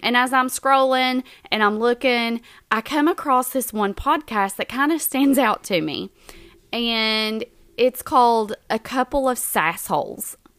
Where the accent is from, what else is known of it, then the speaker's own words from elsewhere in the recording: Southern West Virginia, United States; we're from Southern West Virginia